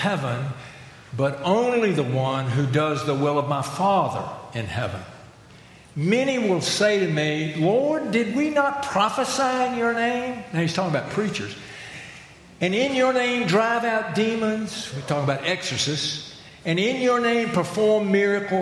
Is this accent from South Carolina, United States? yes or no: yes; Chester, South Carolina, United States; I grew up in Purity Presbyterian Church in Chester, South Carolina.